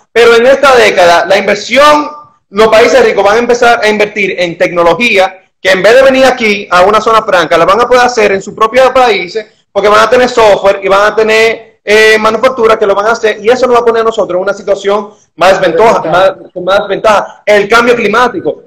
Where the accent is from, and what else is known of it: Dominican Republic